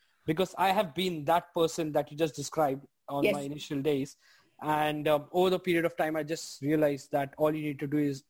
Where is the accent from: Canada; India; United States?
India; moved away as an adult; now in Australia; I come from India. So when I, you know, moved to Australia, it was a huge cultural difference for me.